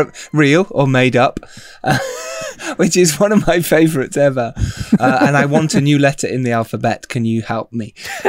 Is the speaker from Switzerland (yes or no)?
no; United Kingdom; we Brits did, as English